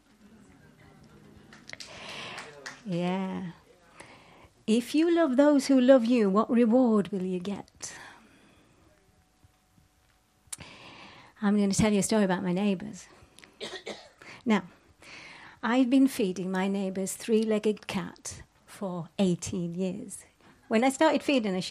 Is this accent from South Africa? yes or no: no; Yorkshire and the Humber, United Kingdom; I'm from Yorkshire.